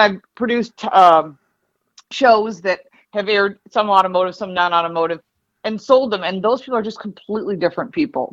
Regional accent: Detroit, Michigan, United States; also born or lived in Dearborn, Michigan; now in Buffalo, United States; I'm from Detroit originally. Actually, I was born in Dearborn

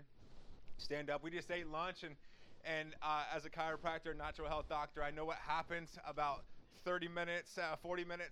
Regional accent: Wapakoneta, Ohio, United States; I'm from Wapakoneta, Ohio

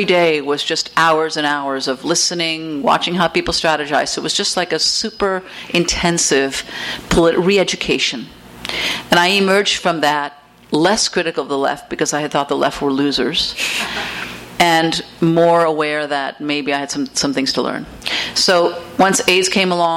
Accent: United States; also born or lived in Haiti / France; I was raised in the States, I felt like I wasn't an American

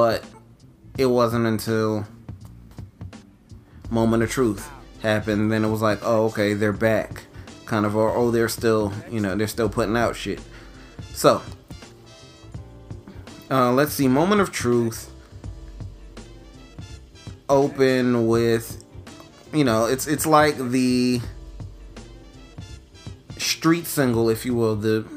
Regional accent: New York City, New York, United States; moved away as an adult; also born or lived in Philadelphia; now in Los Angeles, United States; I'm from New York

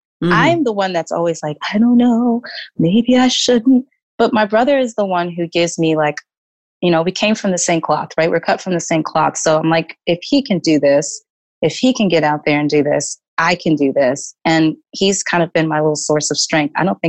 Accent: Texas, United States; and then growing up in Texas, I experienced some things that the other girls weren't experiencing.

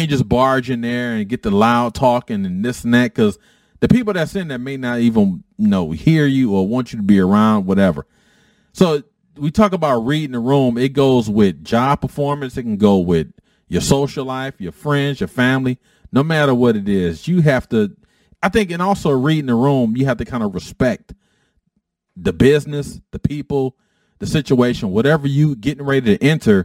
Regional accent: Detroit, Michigan, United States; I grew up in Detroit

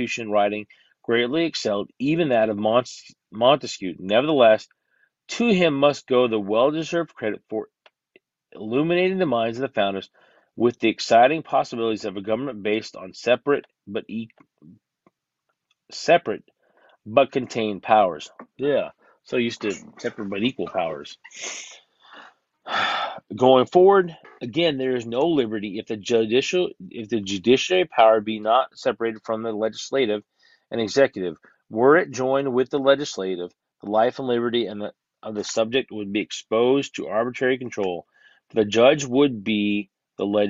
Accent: United States; I'm an American

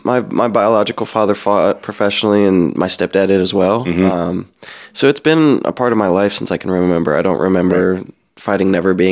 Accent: Midwest, United States; growing up in the Midwest, it was MMA was huge, but it was more of like a bro sport

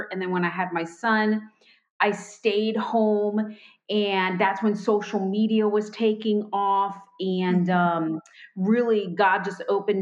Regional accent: Florida Keys, United States; moved away as an adult; also born or lived in Miami, Florida / Fort Worth, Texas / North Carolina; now in Indiana, United States; was born in Miami, grew up in the Florida Keys, spent most of my life there

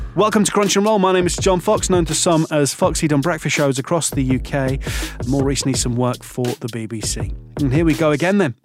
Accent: Hull, Yorkshire and the Humber, United Kingdom; my hometown

